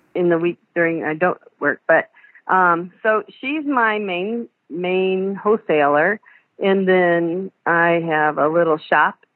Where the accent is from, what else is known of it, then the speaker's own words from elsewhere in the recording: Pioneer, Ohio, United States; moved away as an adult; also born or lived in Fort Wayne, Indiana; I'm originally from Pioneer, Ohio